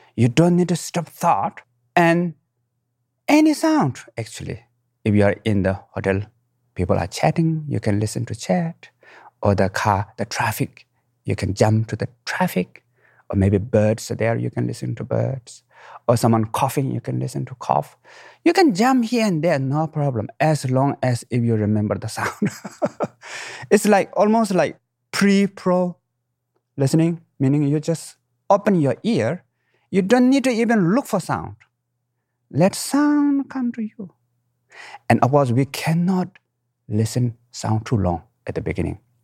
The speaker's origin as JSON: {"language": "English", "country": "Nepal", "tie": "born or raised there", "moved": "yes", "said": "I was born in the Himalayan mountain, right middle of the mountain, what we call Manasilo, eighth highest mountain in the world"}